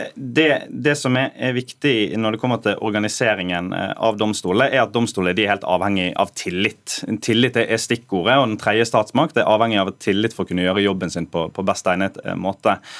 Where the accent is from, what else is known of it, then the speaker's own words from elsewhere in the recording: Sotra, Vestland, Norway; jeg er født på Sotra